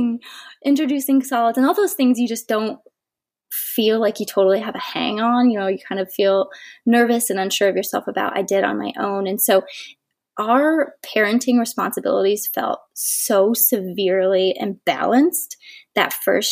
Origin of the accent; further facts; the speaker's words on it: Ohio, United States; moved away; We are both from Ohio, so we're a long way from home.